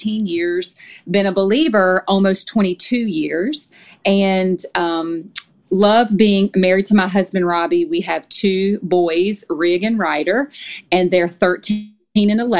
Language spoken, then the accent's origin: English; Louisiana, United States; moved away as an adult; also born or lived in Tennessee; now in Nashville, United States; we're both from Louisiana, so we've been in Tennessee for almost 14 years now